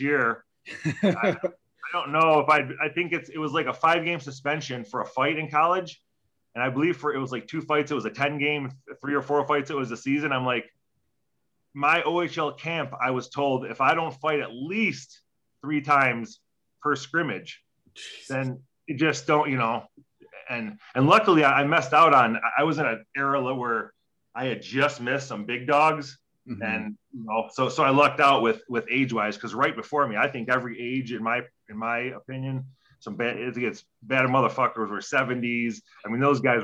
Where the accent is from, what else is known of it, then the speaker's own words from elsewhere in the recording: Detroit, Michigan, United States; growing up in Detroit